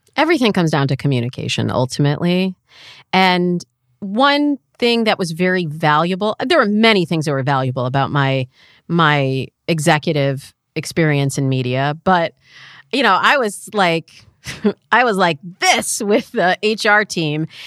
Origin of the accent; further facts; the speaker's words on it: Michigan, United States; moved away; I'm from the Midwest, like, I'm from Michigan